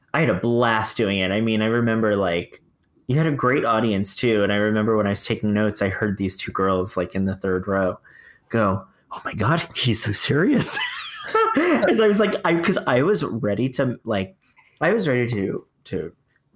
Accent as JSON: {"language": "English", "town": "Fort Lauderdale", "region": "Florida", "country": "United States", "tie": "born or raised there", "said": "I'm from Fort Lauderdale, where arts is alive. It is a very bizarre area, but the arts is pretty alive. And there's regional theaters, equity houses, museums, dance troupes, choir, everywhere. Like I was raised surrounded by the arts"}